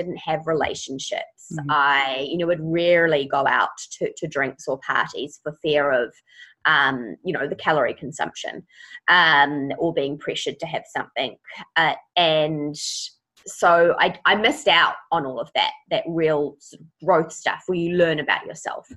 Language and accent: English; Auckland, New Zealand; I am from Auckland.